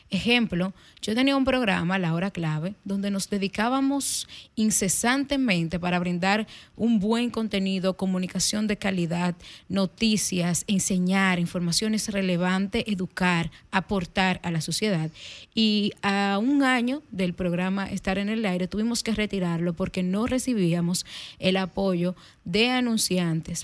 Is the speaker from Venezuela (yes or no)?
no; Dajabón, Dominican Republic; yo soy de la zona fronteriza, soy de Dajabón.